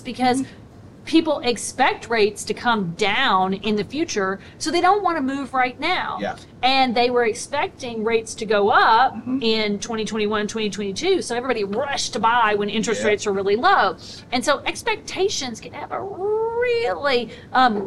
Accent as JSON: {"language": "English", "region": "a really small town in Michigan", "country": "United States", "tie": "born or raised there", "said": "I live in a really small town in Michigan"}